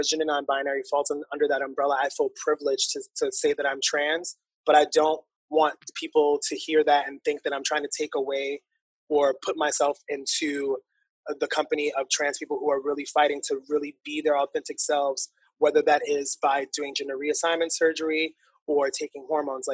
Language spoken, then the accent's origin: English; New York City, New York, United States; I'm born and raised in Harlem